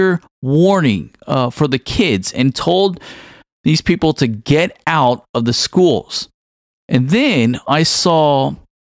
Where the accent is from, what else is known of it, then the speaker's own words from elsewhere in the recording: Houston, Texas, United States; I was actually back home in my hometown community in the outskirts of Houston, Texas